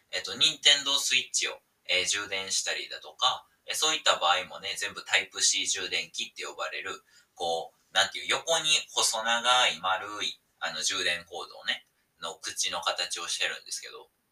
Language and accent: Japanese; Osaka, Japan; 大阪出身なんですけど